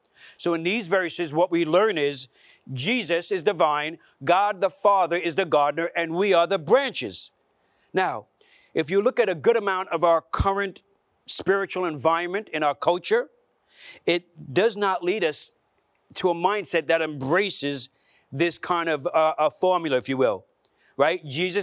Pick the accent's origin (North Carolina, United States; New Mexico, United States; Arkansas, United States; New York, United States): New York, United States; Brooklyn; So I grew up in Brooklyn, and in particular in a neighborhood called Bensonhurst. There was a lot of Italians there.